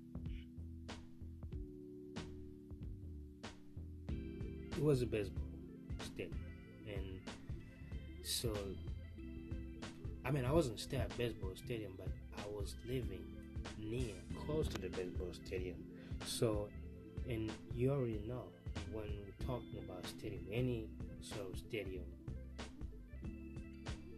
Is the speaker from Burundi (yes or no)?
yes; Burundi; moved away as an adult; now in United States; I was born and raised in a small Central East Africa